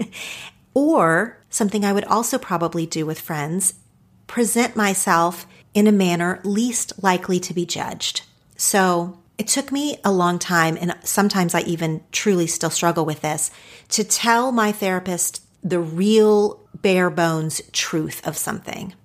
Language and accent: English; Oklahoma, United States; now in Los Angeles, United States; my home state of Oklahoma.